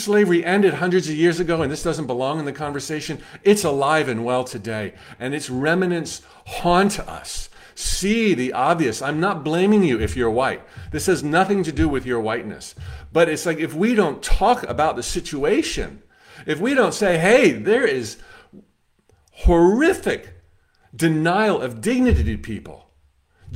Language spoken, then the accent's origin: English; United States; as an American